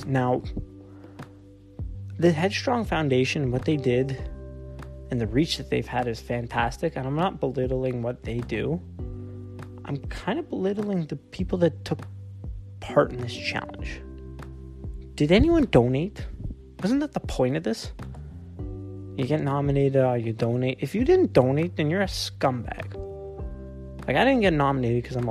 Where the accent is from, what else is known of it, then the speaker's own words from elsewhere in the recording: Canada; I'm from Canada